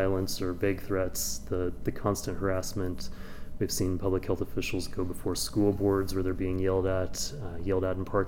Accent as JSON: {"language": "English", "region": "Kansas", "country": "United States", "tie": "born or raised there", "said": "I grew up in Kansas"}